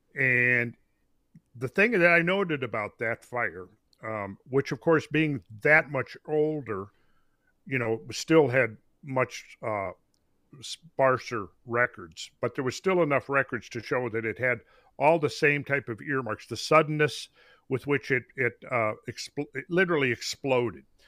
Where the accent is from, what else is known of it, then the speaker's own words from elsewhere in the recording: Minnesota, United States; I grew up in Minnesota